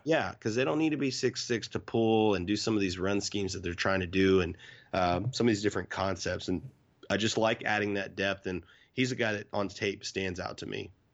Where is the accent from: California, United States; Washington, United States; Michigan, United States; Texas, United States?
Texas, United States; Irving; I grew up in Irving